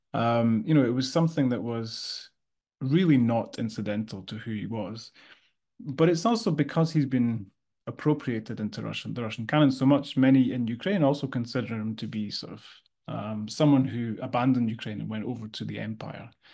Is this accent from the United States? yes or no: no; Scotland, United Kingdom; I come from Scotland